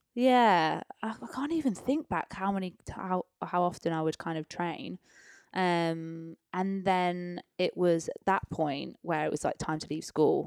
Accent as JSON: {"language": "English", "town": "Peterborough", "region": "East of England", "country": "United Kingdom", "tie": "born or raised there", "also_born_or_lived": "London", "moved": "yes", "said": "born and raised in Peterborough"}